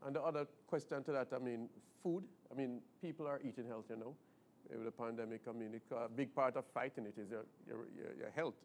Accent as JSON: {"language": "English", "country": "Jamaica", "said": "being Jamaican"}